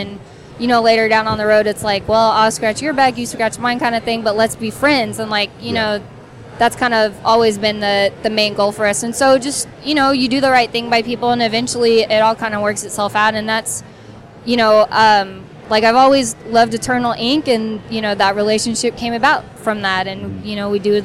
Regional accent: Texas, United States; I did. I got out there when I was 8

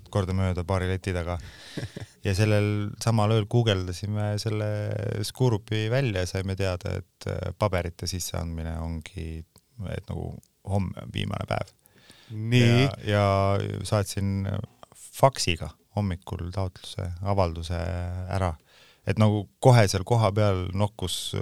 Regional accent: Pärnu, Pärnu County, Estonia; born or raised there; moved away; also born or lived in Tallinn / Sweden

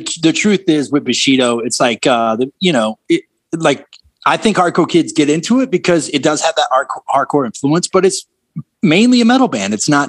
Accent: the South, United States; I mean, I grew up in the South with that band, so I loved them.

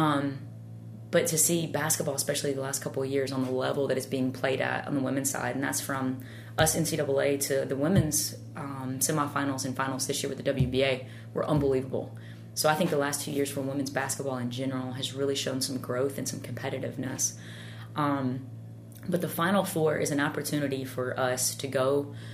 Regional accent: Tennessee, United States; moved away; growing up in Tennessee

